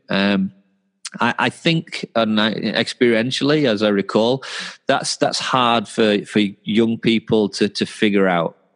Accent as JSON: {"language": "English", "region": "England", "country": "United Kingdom", "said": "I'm English, right?"}